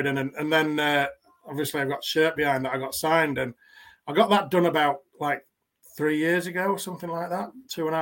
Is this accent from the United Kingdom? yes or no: yes; Yorkshire and the Humber, United Kingdom; I grew up in West Yorkshire